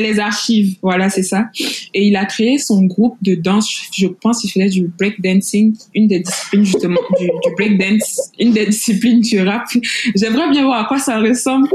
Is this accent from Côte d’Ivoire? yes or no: yes; Côte d’Ivoire; je suis ivoirienne, naturellement